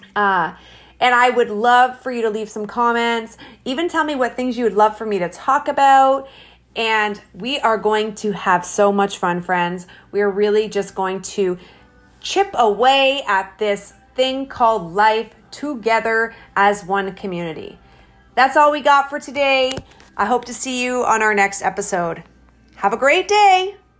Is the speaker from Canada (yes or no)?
yes; Hamilton, Ontario, Canada; I was, um, born and raised in Hamilton, Ontario, Canada